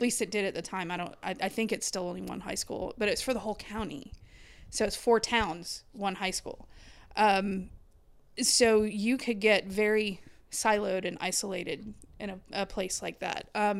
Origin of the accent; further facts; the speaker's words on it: Wauchula, Florida, United States; also born or lived in Macon / Jacksonville / Nashville / Daytona; Well, I grew up in Wauchula. I was actually born in Macon.